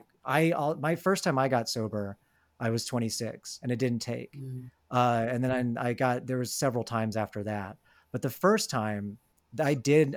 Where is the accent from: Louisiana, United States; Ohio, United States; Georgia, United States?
Georgia, United States; Atlanta; I'm from Atlanta